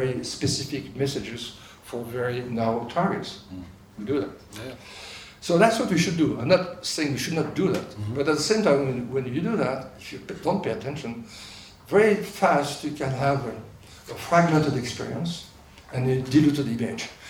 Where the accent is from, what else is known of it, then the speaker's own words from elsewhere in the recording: France; accent: French; English is a second language; moved away; my beautiful French accent